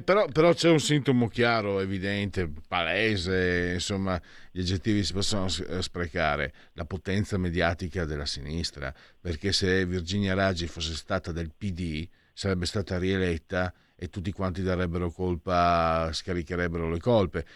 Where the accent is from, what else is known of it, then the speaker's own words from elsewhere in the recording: San Vito al Tagliamento, Friuli-Venezia Giulia, Italy; Io vengo da San Vito al Tagliamento, cioè nato e cresciuto 15.000 abitanti